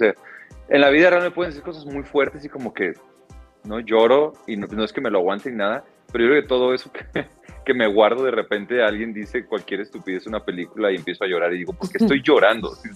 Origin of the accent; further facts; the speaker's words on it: Guadalajara, Jalisco, Mexico; now in Mexico City, Mexico; los dos somos de Guadalajara